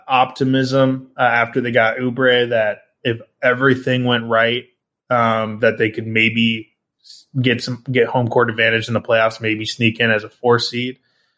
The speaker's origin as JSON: {"language": "English", "town": "Portland", "region": "Oregon", "country": "United States", "tie": "born or raised there", "moved": "as an adult", "lives_now": "San Francisco Bay Area, United States", "said": "I've always been an NBA guy growing up in Portland."}